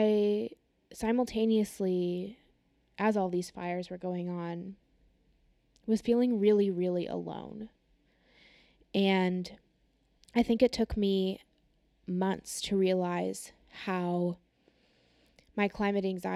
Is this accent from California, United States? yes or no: yes; California, United States; I am from California